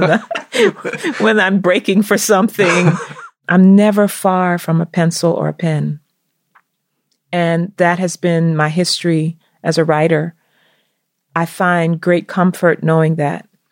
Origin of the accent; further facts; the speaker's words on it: the South, United States; growing up in the South